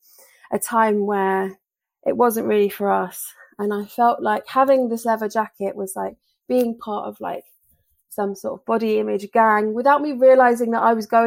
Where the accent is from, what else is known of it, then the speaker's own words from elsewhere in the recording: Bury St Edmunds, East of England, United Kingdom; my hometown of Bury St Edmunds